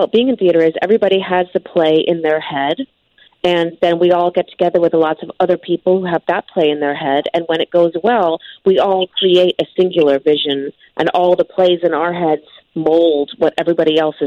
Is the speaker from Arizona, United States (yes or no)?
no; Chicago, Illinois, United States; I'm from Chicago